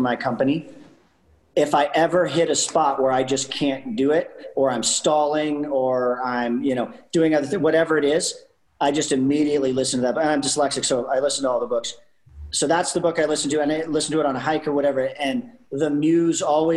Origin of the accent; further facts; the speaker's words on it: Canada; I'm Canadian